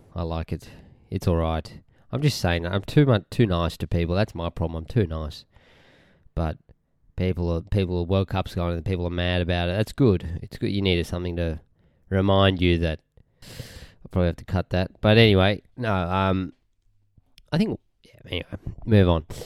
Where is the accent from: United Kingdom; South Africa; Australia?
Australia; Now, Australians can't say arse. It sounds so wrong. We say